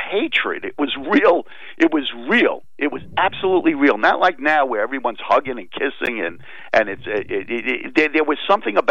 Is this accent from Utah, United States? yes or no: no; New York City, New York, United States; also born or lived in Queens; I grew up in Brooklyn, so I'm a Brooklyn boy